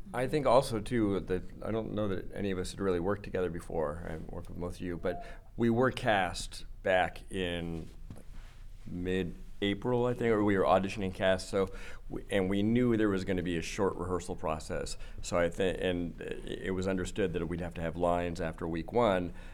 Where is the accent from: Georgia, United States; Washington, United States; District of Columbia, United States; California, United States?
California, United States; I'm from California